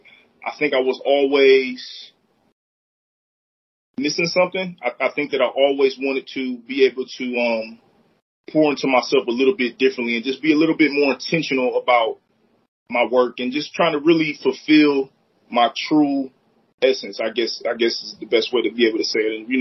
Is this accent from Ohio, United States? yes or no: yes; Akron, Ohio, United States; also born or lived in Copley, Ohio; I'm born and raised here in Akron, Ohio